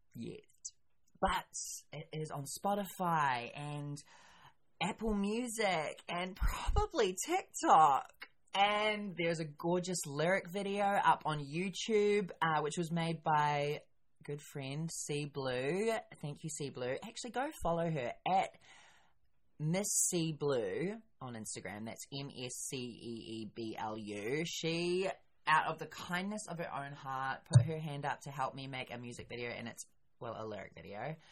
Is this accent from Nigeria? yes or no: no; New Zealand; I am a New Zealander